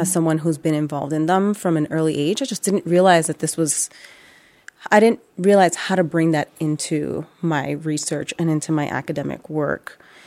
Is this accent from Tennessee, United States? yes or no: no; New York City, New York, United States; growing up in the Bronx